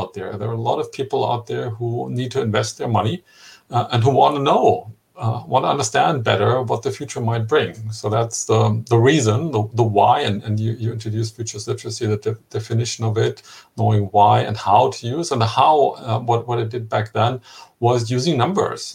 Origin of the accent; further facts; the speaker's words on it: Germany; my home country, Germany